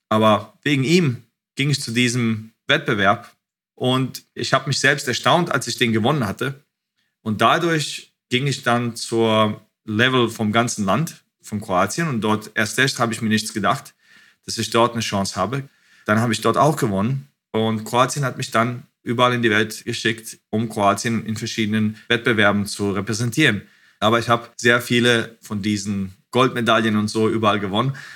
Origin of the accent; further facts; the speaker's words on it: Bosnia & Herzegovina; also born or lived in Frankfurt, Germany; Ich war geboren in Bosnien. Das war damals Jugoslawien. Und als ich zwei Jahre alt war, ging der Krieg los. Und meine Eltern sind nach Deutschland ausgewandert. Und wir waren dort zehn Jahre lang in Frankfurt